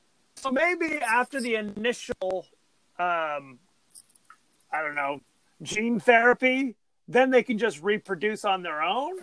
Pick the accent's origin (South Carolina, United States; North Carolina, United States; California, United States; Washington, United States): California, United States; I'm from Orange County. We've this before lunch. That's how we roll.